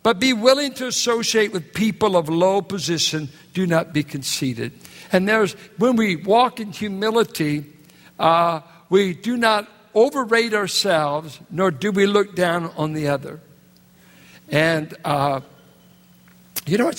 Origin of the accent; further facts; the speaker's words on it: Richmond, California, United States; I'm from Richmond, California